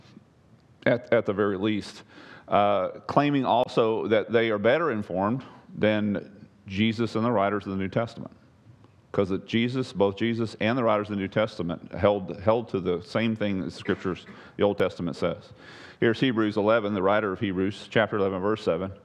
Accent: East Texas, United States; the Sabine I grew up on over in East Texas

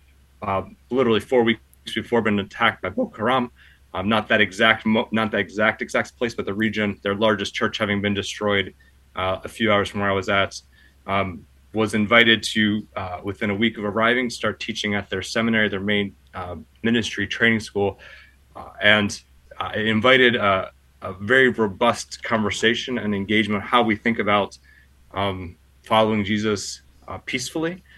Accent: Pennsylvania, United States; moved away as an adult; also born or lived in Baltimore / Germany / Chicago; now in Washington, D.C., United States; I grew up in the Church of the Brethren in Pennsylvania

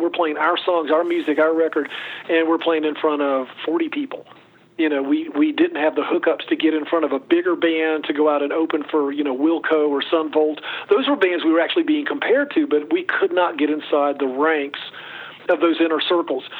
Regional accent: Chapel Hill, North Carolina, United States; I grew up in Chapel Hill, North Carolina

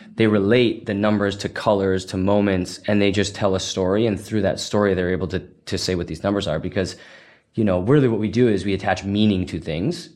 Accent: Massachusetts, United States; moved away as an adult; now in San Francisco, United States; Originally from Massachusetts, so definitely still an East Coast guy

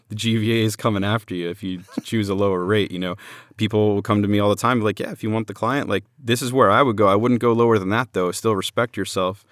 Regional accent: Orlando, Florida, United States; I'm from Orlando

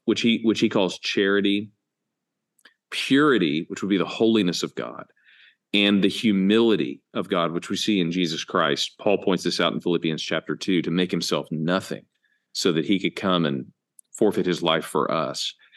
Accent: United States; we as American evangelicals

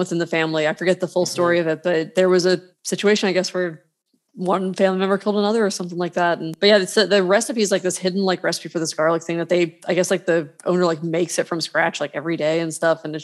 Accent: Maryland, United States; I'm from Maryland

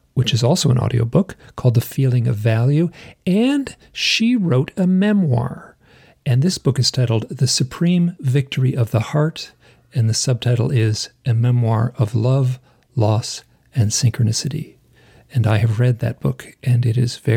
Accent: Michigan, United States; I am from Michigan. So I was born and raised in the Midwest.

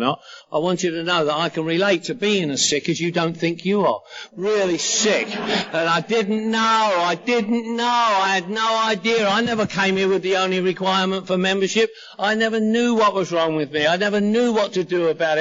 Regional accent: London, United Kingdom; now in Los Angeles, United States; I'm from London, England, living in Los Angeles

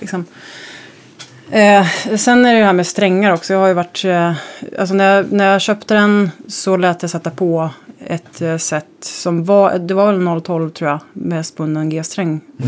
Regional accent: Växjö, Småland, Sweden; moved away; also born or lived in Kalmar; jag är uppväxt i Småland, Kalmar och Växjö

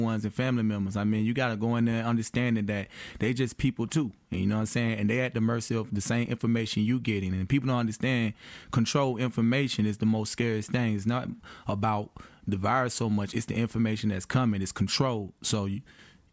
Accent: Atlanta, Georgia, United States; I'm from Atlanta area

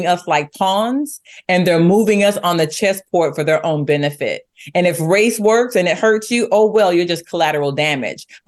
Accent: United States; we, as the American people

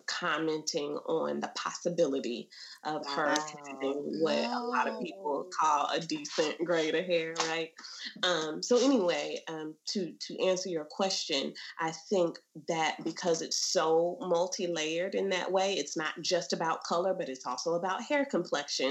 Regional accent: the South, United States; we're from the South

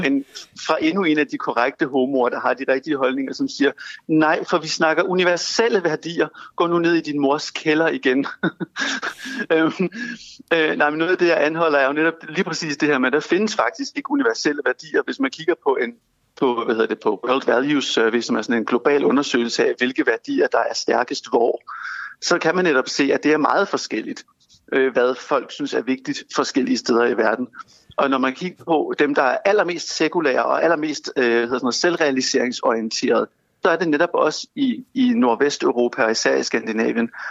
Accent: Denmark

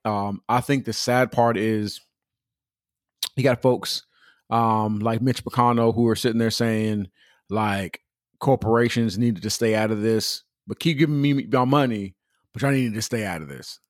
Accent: Pomona, California, United States; also born or lived in Upland, California / Ontario, California; we moved from Pomona to a whole nother city

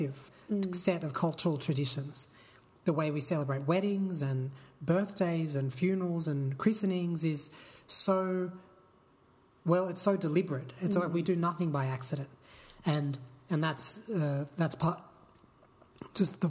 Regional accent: Sydney, New South Wales, Australia; I grew up in the Shire, in the Sutherland Shire, which is, you know, very Anglo part of Sydney

